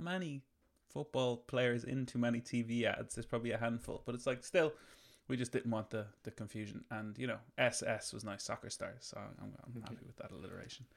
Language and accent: English; Ireland; we grew up in Ireland in the fucking nineties